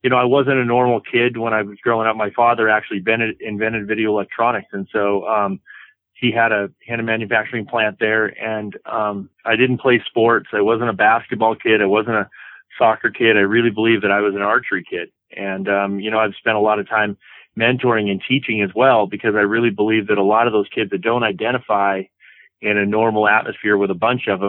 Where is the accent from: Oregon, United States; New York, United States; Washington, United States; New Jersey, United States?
Oregon, United States; Tillamook; I grew up in a little town called Tillamook, Oregon